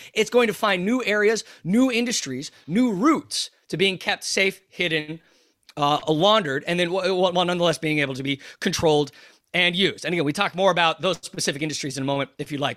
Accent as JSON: {"language": "English", "country": "United States", "also_born_or_lived": "Kazakhstan", "accent": "American", "said": "as listeners can tell from my accent, I am an American"}